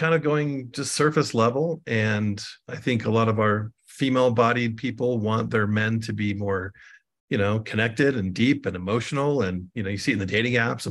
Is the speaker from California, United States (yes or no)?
yes; Southern California, United States; I grew up in Southern California, born in the 70s